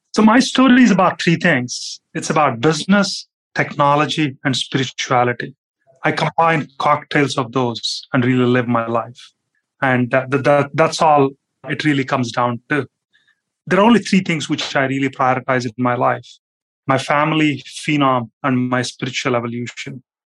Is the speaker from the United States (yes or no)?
no; India; moved away; as a kid, like I grew up in India